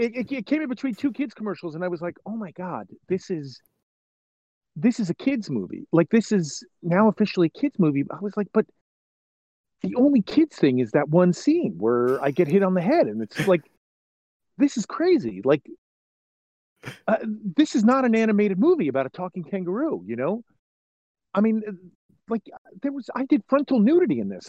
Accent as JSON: {"language": "English", "region": "New York area", "country": "United States", "moved": "yes", "said": "I'm originally from the New York area"}